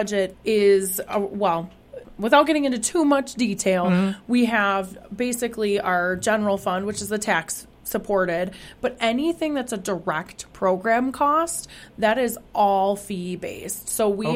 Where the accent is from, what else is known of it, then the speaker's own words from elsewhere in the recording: Waukesha, Wisconsin, United States; moved away as an adult; also born or lived in Rancho Cucamonga, California; I'm from Waukesha originally, and I worked for the city of Waukesha for many years